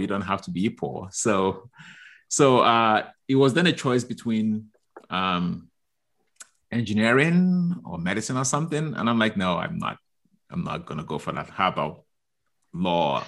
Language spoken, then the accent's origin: English; Nigeria; moved away; I grew up in Nigeria